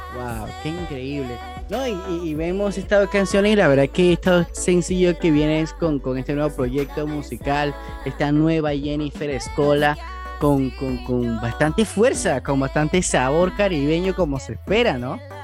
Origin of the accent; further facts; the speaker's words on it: Panama; somos de Panamá